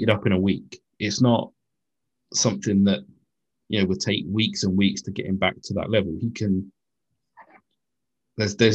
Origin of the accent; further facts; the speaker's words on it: United Kingdom; being British guys